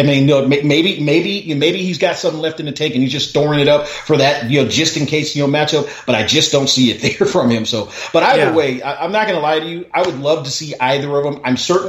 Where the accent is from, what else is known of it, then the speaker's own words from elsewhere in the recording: Southern California, United States; I grew up in Southern California during the 80s